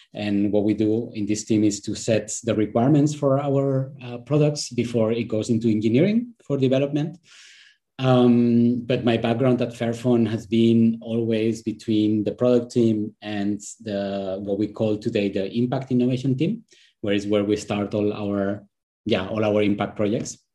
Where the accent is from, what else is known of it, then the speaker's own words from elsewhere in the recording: Spain; moved away; I am originally from Spain